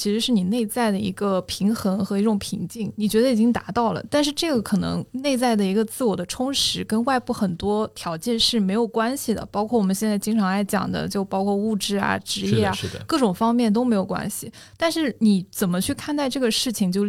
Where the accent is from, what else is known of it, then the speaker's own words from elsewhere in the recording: Dehong, Yunnan, China; 我更像是在乡村长起来的。因为我是我是云南人，然后真的小时候是在田埂边捉蝌蚪的那种。